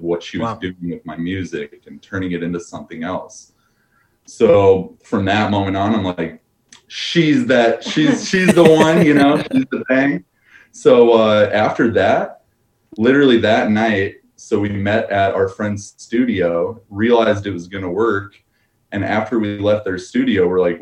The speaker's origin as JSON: {"language": "English", "town": "Denver", "region": "Colorado", "country": "United States", "also_born_or_lived": "Missouri", "moved": "yes", "lives_now": "Minneapolis, United States", "said": "I'm from Denver originally"}